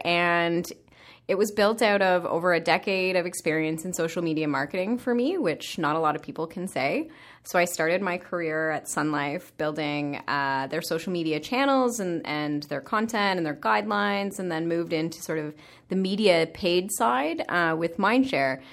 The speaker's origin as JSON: {"language": "English", "town": "Sarnia", "region": "Ontario", "country": "Canada", "said": "I'm a small city girl from Sarnia, Ontario."}